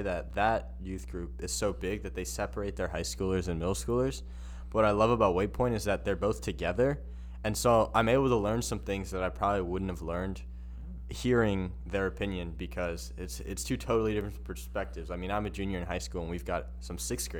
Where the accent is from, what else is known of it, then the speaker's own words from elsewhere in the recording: a little bit south of L.A., California, United States; I'm from California, a little bit south of L.A.